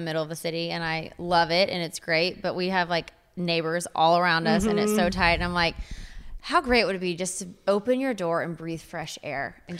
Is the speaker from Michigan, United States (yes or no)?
no; Waco, Texas, United States; I'm from Texas, Waco, Texas.